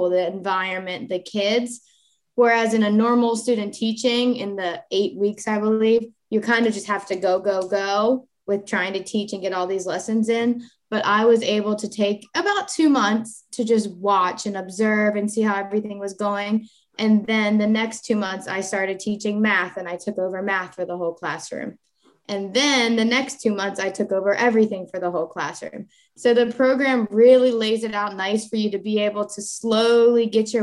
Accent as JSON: {"language": "English", "area": "Sussex County", "region": "Delaware", "country": "United States", "tie": "born or raised there", "said": "I'm Sussex County born and raised, and I love it here"}